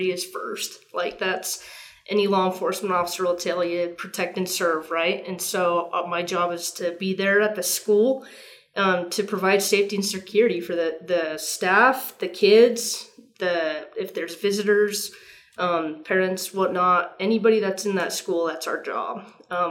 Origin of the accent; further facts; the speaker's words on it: Tooele, Utah, United States; I grew up here in Tooele. Graduated from Tooele High in 1997